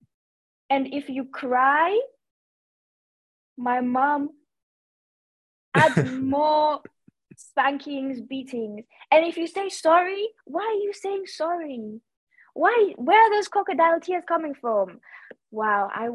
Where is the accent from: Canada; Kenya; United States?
Kenya; I am a fourth generation Kenyan. I think that is something that I take a lot of pride in. Obviously, I'm of Indian descent, but all of my formative experiences have been in Kenya